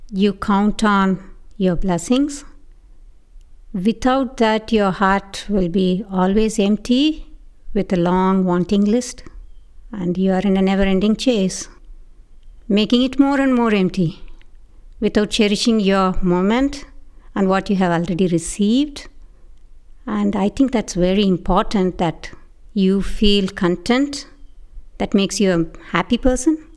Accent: India; moved away; I grew up in India and I never heard about Thanksgiving till I came to this country.

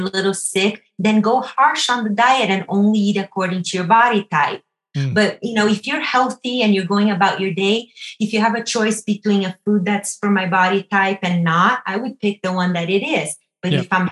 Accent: Brazil; moved away; I'm from Brazil

